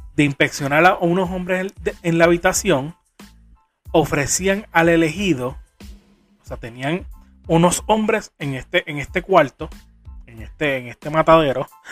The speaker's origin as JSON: {"language": "Spanish", "country": "Puerto Rico", "said": "soy boricua de pura cepa, jibarito"}